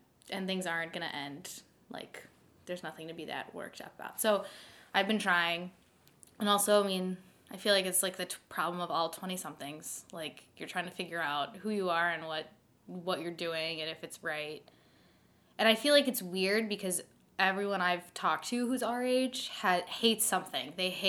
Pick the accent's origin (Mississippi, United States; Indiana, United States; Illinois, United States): Illinois, United States; Chicago; moved away as an adult; now in Beaver Dam, United States; I'm white from the North Shore of Chicago, which is like the least diverse place on planet Earth